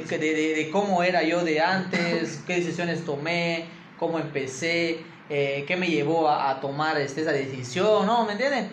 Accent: Campeche, Mexico; originario de Campeche

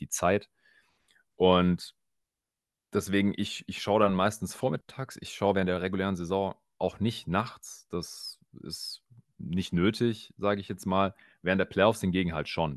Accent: Swabia, Baden-Württemberg, Germany; accent: Swabian; moved away; ich äh, kann gut verstecken, dass ich eigentlich aus dem Schwabeländle komme.

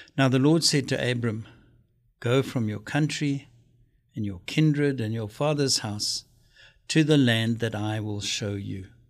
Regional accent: South Africa; moved away; my home country, South Africa.

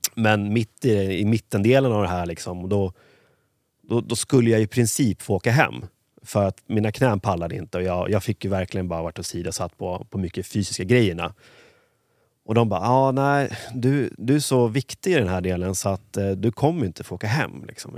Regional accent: Huddinge, Stockholm County, Sweden; är uppvuxen i Huddinge.

